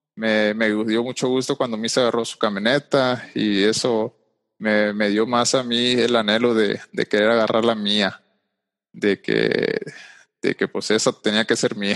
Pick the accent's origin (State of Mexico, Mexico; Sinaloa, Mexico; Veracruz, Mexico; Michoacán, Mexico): Sinaloa, Mexico; Culiacán; now in Riverside, United States; Yo soy originario de Sinaloa, mejor dicho, de Culiacán, Sinaloa